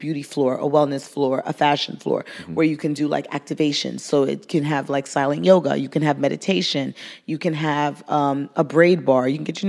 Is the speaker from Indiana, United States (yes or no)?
no; New York City, New York, United States; growing up in Brooklyn, being that brown girl from Brooklyn